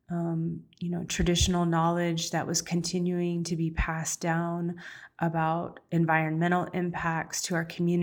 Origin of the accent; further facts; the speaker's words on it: Chemehuevi Valley Indian Reservation, California, United States; also born or lived in Los Angeles area; relocated from the Los Angeles area to the Chemehuevi Valley Indian Reservation. That's all the way on the furthest edge of San Bernardino County